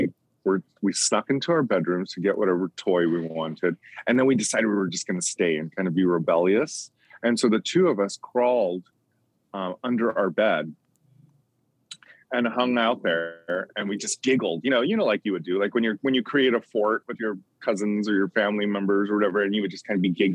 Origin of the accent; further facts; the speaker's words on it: Bali, Indonesia; moved away; when I was living in Bali, which is where I grew up in Indonesia